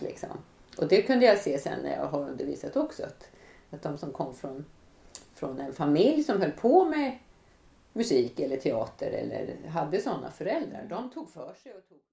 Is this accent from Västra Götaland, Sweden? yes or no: no; Kovland, Västernorrland County, Sweden; now in Gothenburg, Sweden; utan jag bor i Göteborg och jag är uppväxt utanför Sundsvall